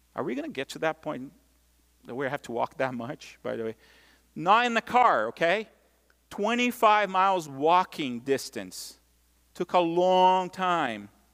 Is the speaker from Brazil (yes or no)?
yes; Brazil; moved away; growing up in Brazil